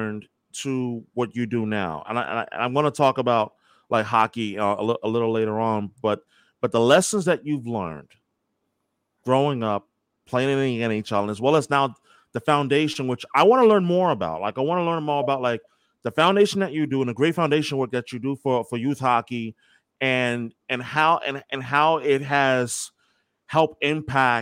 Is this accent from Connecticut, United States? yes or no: no; New York, United States; I'm from New York.